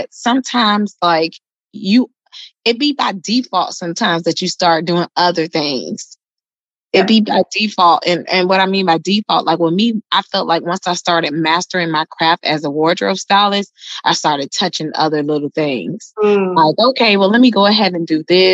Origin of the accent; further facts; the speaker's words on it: Miami, Florida, United States; moved away as an adult; now in Atlanta, United States; I'm originally from Miami, born and raised in Miami. I'm now in Atlanta.